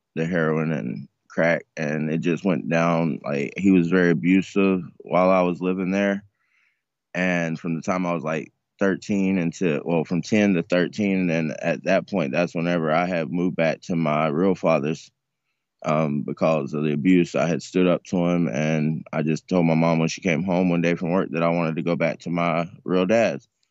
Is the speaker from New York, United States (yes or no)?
no; North Carolina, United States; moved away; also born or lived in Tampa; I'm originally from North Carolina, but I went to Tampa in two thousand and six